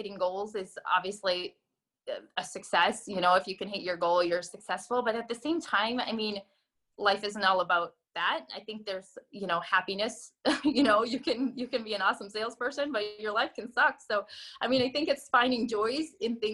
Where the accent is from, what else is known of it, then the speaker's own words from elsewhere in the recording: North Dakota, United States; moved away; I'm originally from North Dakota. And I moved here back in 2009